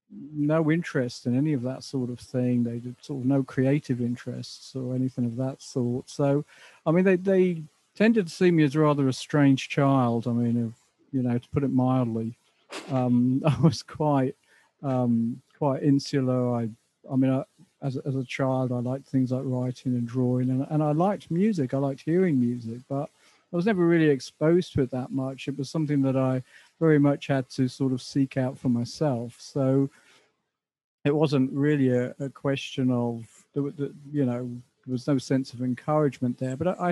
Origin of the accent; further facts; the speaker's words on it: Dublin, Leinster, Ireland; also born or lived in Southend / Essex; now in England; I mean, I was born in Dublin, but my family moved to Southend in Essex in the early 60s. So I was brought up in Southend up until about 1971.